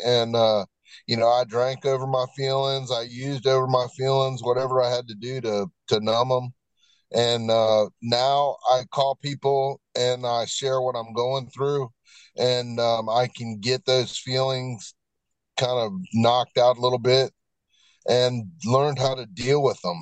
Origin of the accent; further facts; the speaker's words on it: Virginia Beach, Virginia, United States; now in Hickory, United States; I am uh, originally from Virginia Beach, Virginia, and I've been living in Hickory, North Carolina since 1995